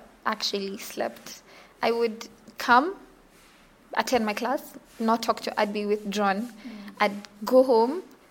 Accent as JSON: {"language": "English", "region": "Western Equatoria", "country": "South Sudan", "said": "I come from South Sudan. In like Zandit, Western Equatoria."}